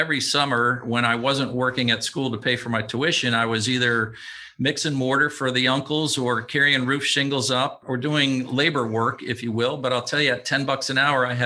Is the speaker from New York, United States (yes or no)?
yes; North Tonawanda, New York, United States; moved away as an adult; I'm from a little town outside of Buffalo, New York. It's situated, quite frankly, between Buffalo and Niagara Falls, called North Tonawanda, New York.